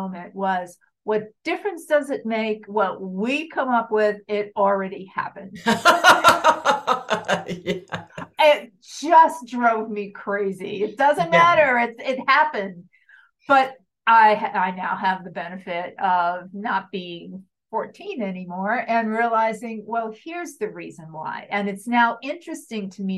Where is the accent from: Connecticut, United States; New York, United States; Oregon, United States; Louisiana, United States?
New York, United States; New York area, United States; growing up in the New York area